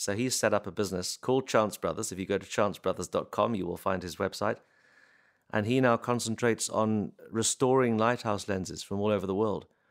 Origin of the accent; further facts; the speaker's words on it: Warwickshire, West Midlands, United Kingdom; I grew up in Warwickshire